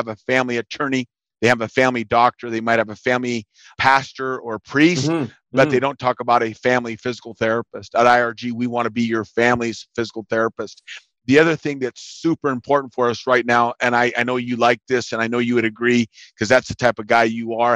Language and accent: English; United States; I'm from the United States